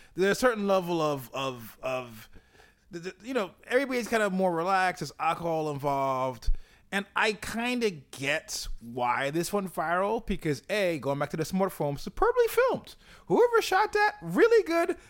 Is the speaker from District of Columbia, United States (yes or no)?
no; New York, United States; as a New Yorker